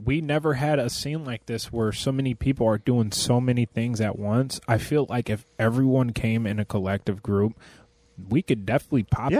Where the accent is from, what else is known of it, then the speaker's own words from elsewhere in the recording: New York City, New York, United States; we're from New York.